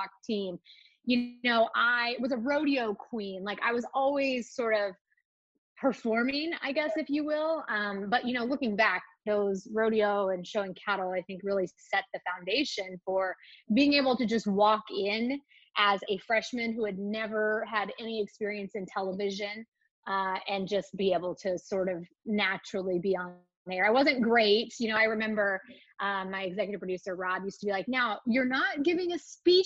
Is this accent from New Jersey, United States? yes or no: no; Northeast Kansas, United States; I grew up in Northeast Kansas on a small ranch